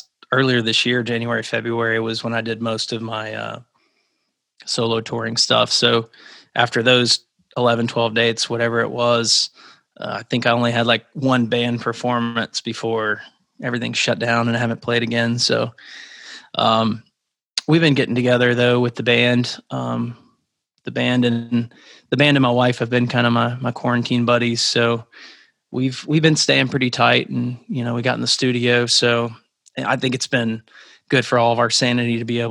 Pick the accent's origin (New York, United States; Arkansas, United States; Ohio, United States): Arkansas, United States; moved away as an adult; also born or lived in Alabama; I grew up in Arkansas, and then I went to school in Alabama. So, and then I moved up here in 2009.